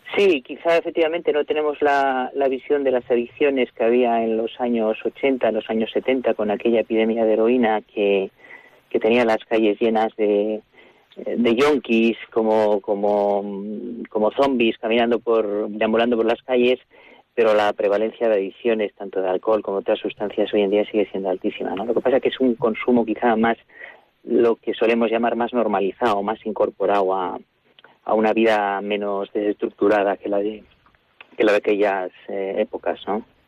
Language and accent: Spanish; Barakaldo, Basque Country, Spain; yo soy del País Vasco, yo soy de, de Baracaldo, nací y me crié en Baracaldo